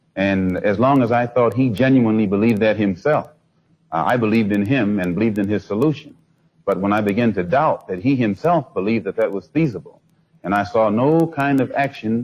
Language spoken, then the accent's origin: English; United States; being an American and not having not being able to speak the Arabic language